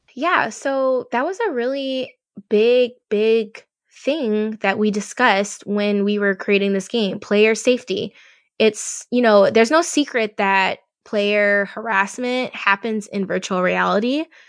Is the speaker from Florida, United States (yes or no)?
no; Louisiana, United States; I'm from Louisiana